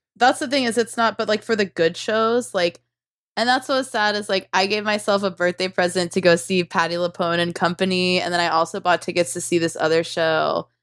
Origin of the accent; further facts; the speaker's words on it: Tulsa, Oklahoma, United States; I'm from Tulsa